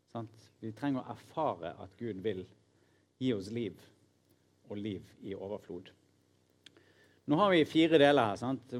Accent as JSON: {"language": "Norwegian", "country": "Norway", "said": "nordmenn som leser Bibelen, inkludert meg sjøl"}